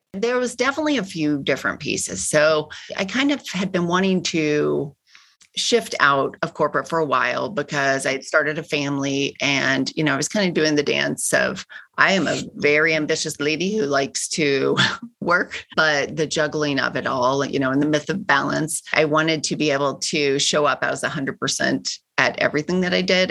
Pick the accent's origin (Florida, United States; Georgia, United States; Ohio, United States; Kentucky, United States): Kentucky, United States; moved away as an adult; also born or lived in California; now in Chicago, United States; I grew up in Kentucky